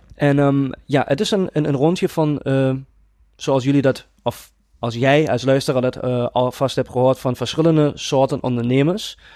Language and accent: Dutch; Germany; Dutch is a second language; moved away; Ik ben geen Nederlander en ik ga dat gelijk vanaf begin af aan even duidelijk maken. Ik probeer mijn allerbest om Nederlands te praten, maar ik ben een Duitser